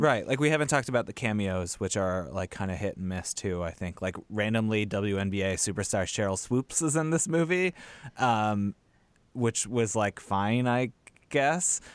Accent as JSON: {"language": "English", "country": "United States", "said": "as an American"}